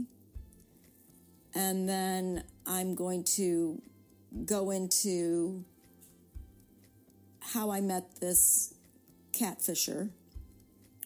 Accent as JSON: {"language": "English", "country": "United States", "tie": "born or raised there", "said": "I'm Korean American. I was born here."}